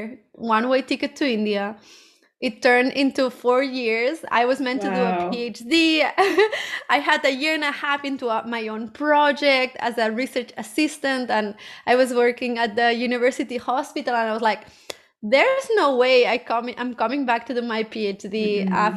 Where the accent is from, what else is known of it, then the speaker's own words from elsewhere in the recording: Barcelona, Catalonia, Spain; I'm originally from Barcelona